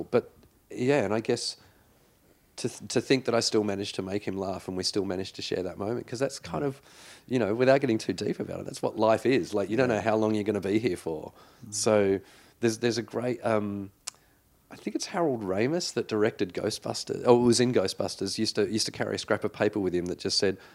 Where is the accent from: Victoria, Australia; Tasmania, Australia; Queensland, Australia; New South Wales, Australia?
New South Wales, Australia; Well, I grew up in the Shire, so I should have been a Cronulla supporter.